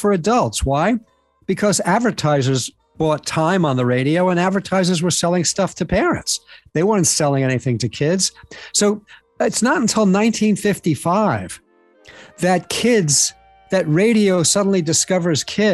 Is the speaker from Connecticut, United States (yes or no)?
no; New York, United States; when I was a kid growing up in New York, I grew up in the 60s